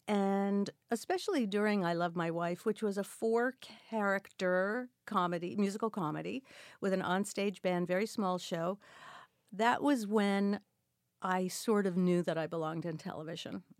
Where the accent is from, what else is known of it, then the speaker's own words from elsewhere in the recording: New York City, New York, United States; also born or lived in Brooklyn, New York; In Queens, New York. I was born in Brooklyn, and we moved to Queens, and I was there until. Uh, until I moved out after college